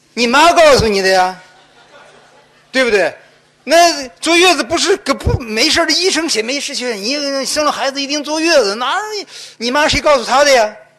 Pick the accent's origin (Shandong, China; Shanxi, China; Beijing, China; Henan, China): Henan, China; also born or lived in Guangdong; now in Guangzhou, China; 两个礼拜回河南